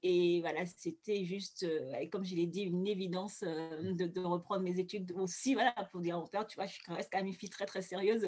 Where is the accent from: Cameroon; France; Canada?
Cameroon; Douala, Littoral; moved away; also born or lived in Yaoundé; Moi, je suis née à Douala. Je suis née, j'ai grandi à Douala